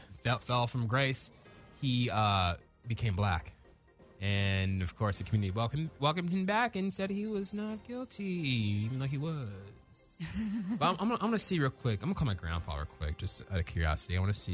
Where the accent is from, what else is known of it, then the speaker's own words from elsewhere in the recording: Orange County, California, United States; I'm black too. For the record, I'm black too. But I'm from Orange County. I'm Orange County black.